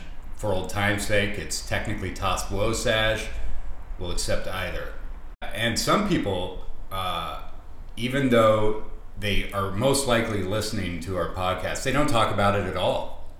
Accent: Pacific Northwest, United States; Well, as you know, we're from the Pacific Northwest.

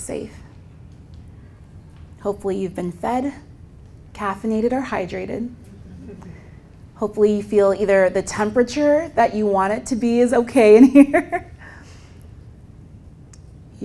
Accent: Southern California, United States; I'm originally from Southern California, and we're just kind of lazy with our words

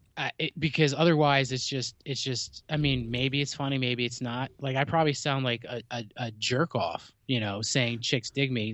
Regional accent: New Jersey, United States; I'm from New Jersey

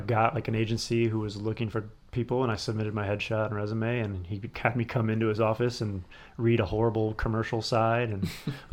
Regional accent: Cleveland, Ohio, United States; moved away as an adult; also born or lived in Louisville, Kentucky; now in Los Angeles, United States; Born in Louisville, Kentucky. Oh. I've lived kind of all over. I spent most of my formative years in Cleveland, Ohio. So like high school, college, that area. And then I've been in LA for 6 years now.

